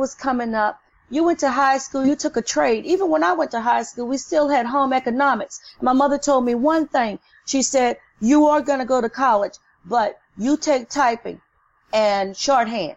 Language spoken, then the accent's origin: English; the South, United States; now in New Orleans, United States; I grew up in the South